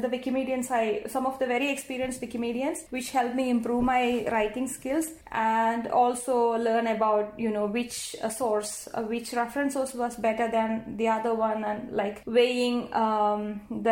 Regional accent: India; first language Malayalam; English is a second language; India, the country I come from

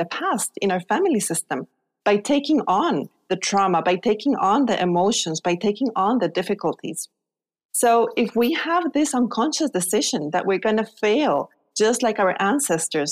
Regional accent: Guatemala; moved away as an adult; also born or lived in Spain; I was born in Guatemala.

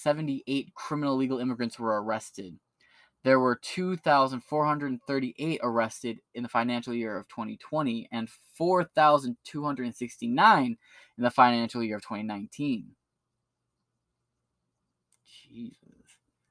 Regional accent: Ypsilanti, Michigan, United States; moved away; I pulled up my old hometown. My hometown population is 20,828 people.

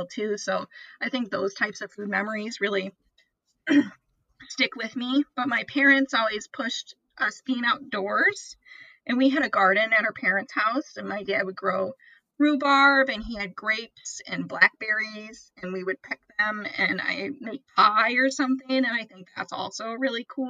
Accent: South Haven, Michigan, United States; I'm from South Haven, Michigan

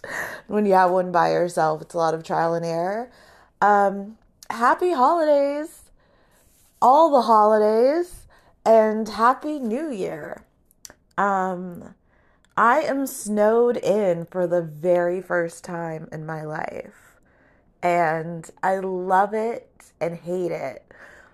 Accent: California, United States; people assume that I'm at the beach surfing every day because I'm from Southern California.

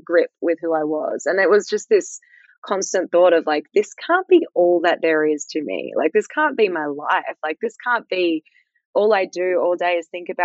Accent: Fremantle, Western Australia, Australia; I grew up in South Fremantle

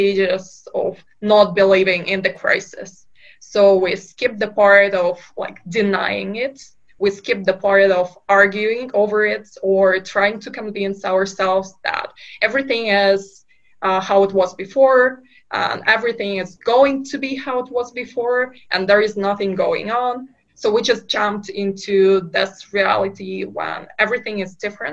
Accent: Kazakhstan; moved away; I'm originally from Kazakhstan, from a very small town in Kazakhstan

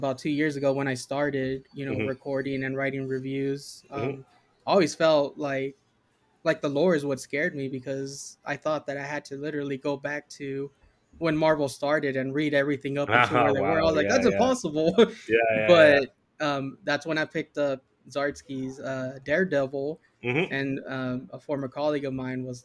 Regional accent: Yuma, Arizona, United States; I grew up in Yuma, Arizona

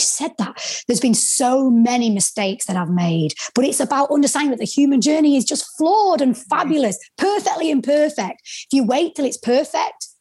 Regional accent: the North, the north of England, United Kingdom; accent: Northern; my Northern accent

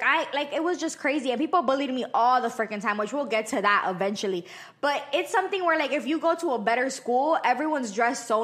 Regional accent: North Miami, Florida, United States; I'm from Miami, I love my city.

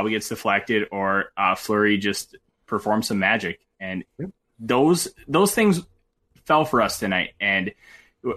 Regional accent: Minnesota, United States; I'm a Minnesotan.

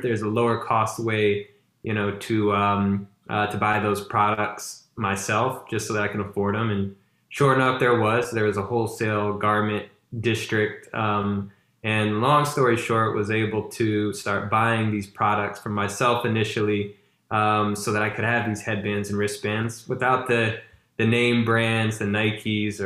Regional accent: Baton Rouge, Louisiana, United States; I'm originally from Baton Rouge, Louisiana

